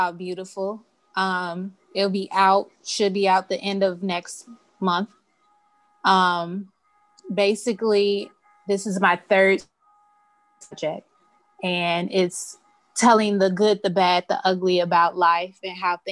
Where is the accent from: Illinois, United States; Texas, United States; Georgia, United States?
Illinois, United States; Chicago; Grew up on the south side of Chicago, like southeast side